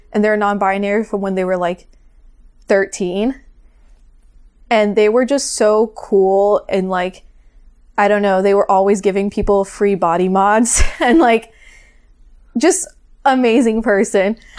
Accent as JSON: {"language": "English", "region": "Florida", "country": "United States", "also_born_or_lived": "Northeast Brazil", "said": "I'm from Florida."}